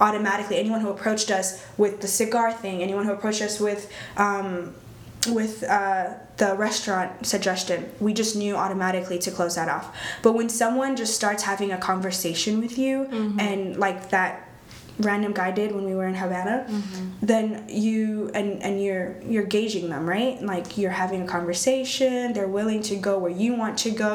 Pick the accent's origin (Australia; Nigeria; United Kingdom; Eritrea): Eritrea; now in Texas, United States; I was born in Eritrea. It's in East Africa.